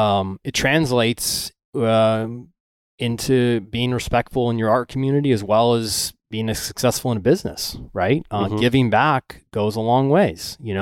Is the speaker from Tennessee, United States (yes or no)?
no; Venice, Florida, United States; I grew up in Venice, right? Okay. About an hour north of where the hurricane just hit.